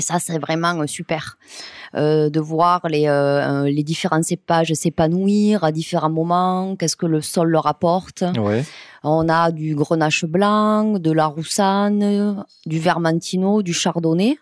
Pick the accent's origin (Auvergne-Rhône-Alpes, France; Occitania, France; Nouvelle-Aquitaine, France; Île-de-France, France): Occitania, France; Montréal; je suis née dans une cave coopérative, hein, la cave coopérative de Montréal